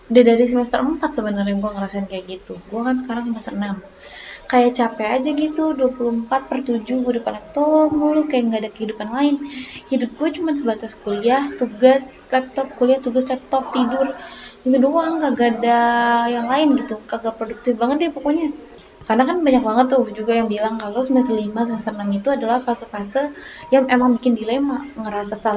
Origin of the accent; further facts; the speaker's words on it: Batam, Riau Islands, Indonesia; accent: Batam; now in Surakarta, Indonesia; gue asli Batam jadi kalau misalnya logat atau bahasa gue ada yang kayak, kayak gimana gitu ya kan harap malum aja ya karena kental banget emang Batam tulen lah gue gitu